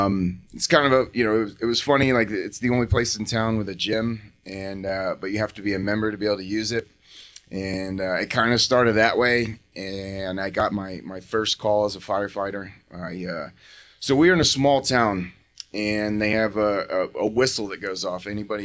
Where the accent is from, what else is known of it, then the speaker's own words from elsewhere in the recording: Raleigh, North Carolina, United States; So I grew up in Raleigh, North Carolina. At least when I was younger, from about the ages of five, I think, till I was sixth grade, seventh grade, maybe.